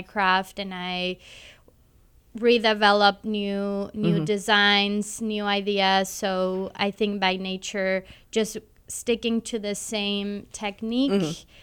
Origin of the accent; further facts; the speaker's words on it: Cancun, Quintana Roo, Mexico; now in Kansas City, United States; I was born in Cancun, Mexico